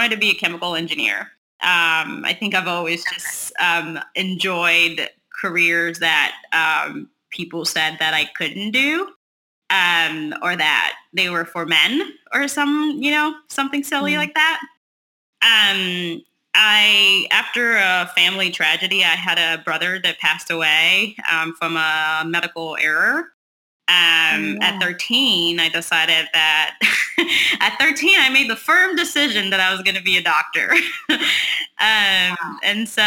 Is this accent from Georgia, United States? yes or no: no; Texas, United States; moved away as an adult; also born or lived in Hershey, Pennsylvania; I moved from Texas. My family's here in Texas, and I moved after college